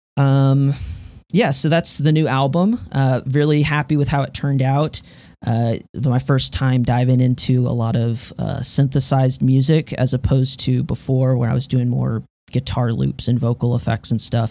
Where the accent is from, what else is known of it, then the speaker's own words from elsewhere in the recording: Houston, Texas, United States; now in Denton, United States; I'm from Texas, originally from Houston, Texas, but now I'm living up in North Texas, uh, Denton specifically